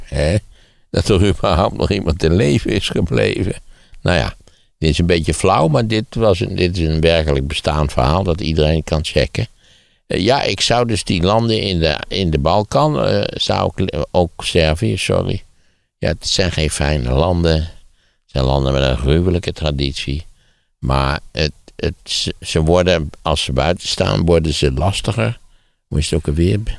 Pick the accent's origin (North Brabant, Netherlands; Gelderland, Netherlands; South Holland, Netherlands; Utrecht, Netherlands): Gelderland, Netherlands; Wageningen; Ik ben in Wageningen opgegroeid.